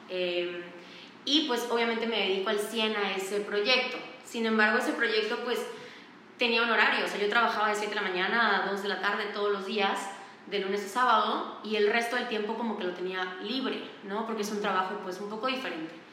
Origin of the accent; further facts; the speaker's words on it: Valladolid, Yucatán, Mexico; now in Mérida, Mexico; Eh, yo nací y crecí en Valladolid, Yucatán. Y me mudé a Mérida a los 16 años para estudiar la prepa.